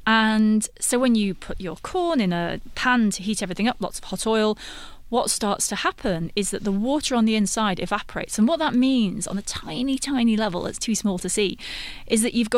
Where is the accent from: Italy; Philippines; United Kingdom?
United Kingdom; I'm British, so we stir milk into tea a lot, but maybe here you stir milk into coffee more.